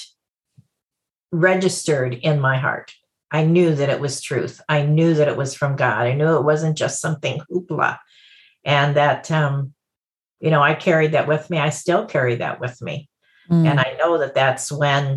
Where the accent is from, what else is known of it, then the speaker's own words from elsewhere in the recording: Detroit, Michigan, United States; I grew up in Detroit, Michigan